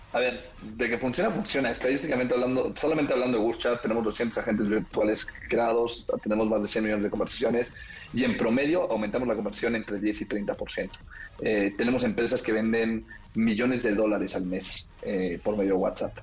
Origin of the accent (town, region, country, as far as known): Mexico